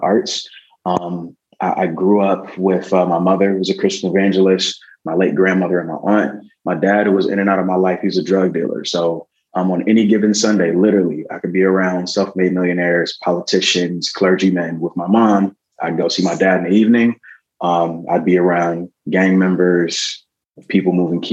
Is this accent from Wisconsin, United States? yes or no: yes; Milwaukee, Wisconsin, United States; growing up in Milwaukee, Wisconsin